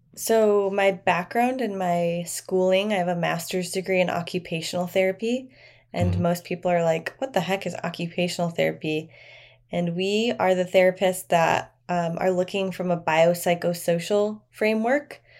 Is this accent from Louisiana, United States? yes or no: no; near Chicago, Indiana, United States; moved away as an adult; now in Austin, United States; I'm from the Midwest. I'm from Indiana, just near Chicago.